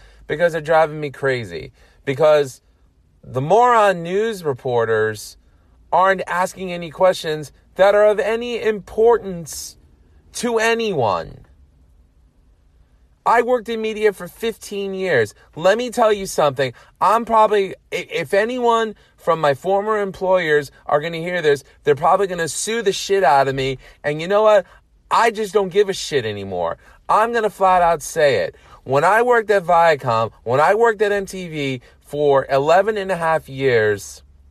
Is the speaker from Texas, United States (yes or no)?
no; New York City, New York, United States; now in Long Island, United States; I was born and raised in New York City